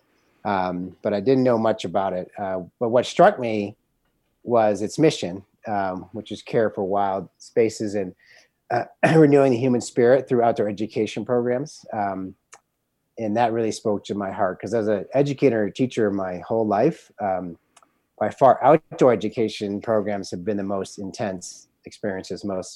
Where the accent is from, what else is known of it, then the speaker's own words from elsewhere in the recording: New England, United States; moved away as an adult; also born or lived in New Hampshire / Park City, Utah; now in Moab, United States; I grew up in New England and spent most of my time living in New Hampshire and working in New Hampshire